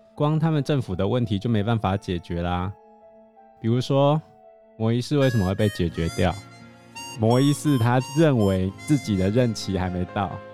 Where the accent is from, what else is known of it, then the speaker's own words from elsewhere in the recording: Taiwan; 他们都知道我们台湾人是有钱的